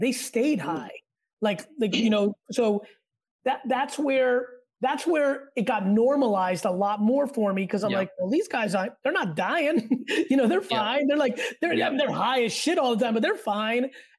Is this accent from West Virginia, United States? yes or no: no; New Jersey, United States; also born or lived in Russia / New York; But I grew up in New York and New Jersey. I was a Russian immigrant. I came when I was 3.